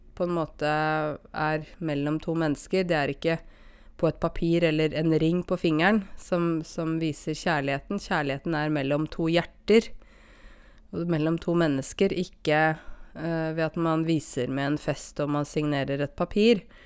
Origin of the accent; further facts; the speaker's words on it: Norway; jeg vokste opp her i Norge, og jeg har norske foreldre